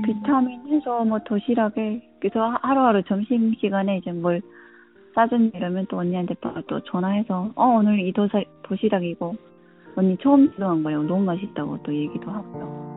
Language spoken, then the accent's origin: Korean; North Korea; also born or lived in South Korea / Philippines; now in United States; 나는 북한에서 왔는데